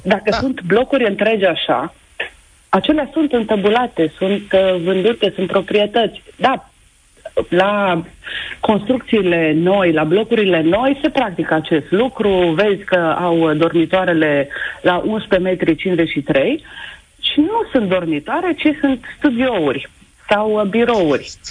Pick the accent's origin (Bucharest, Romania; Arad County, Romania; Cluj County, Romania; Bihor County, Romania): Bihor County, Romania; Oradea; sunt din Oradea